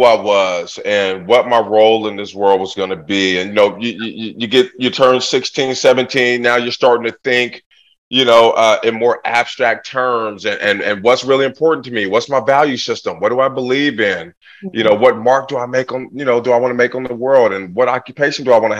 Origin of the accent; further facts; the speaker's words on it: Portland, Oregon, United States; I grew up in Portland, Oregon in the 80s